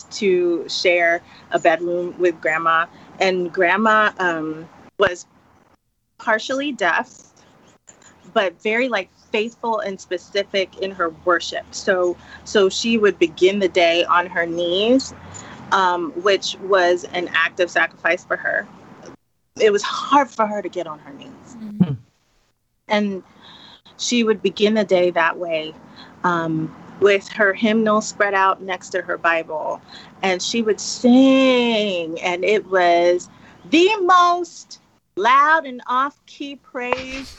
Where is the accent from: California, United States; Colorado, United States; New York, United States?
New York, United States; New York City; moved away as an adult; also born or lived in Jamaica (ancestry); now in Dallas, United States; living and growing up in the Bronx